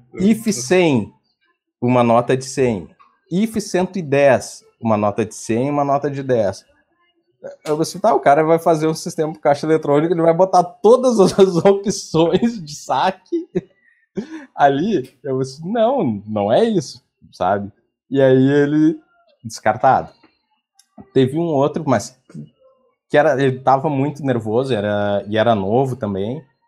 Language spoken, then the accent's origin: Portuguese; Porto Alegre, Rio Grande do Sul, Brazil; Sou de Porto Alegre